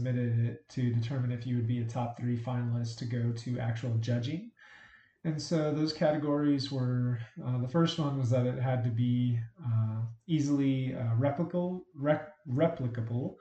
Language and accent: English; Albuquerque, New Mexico, United States; I was born and raised in Albuquerque, New Mexico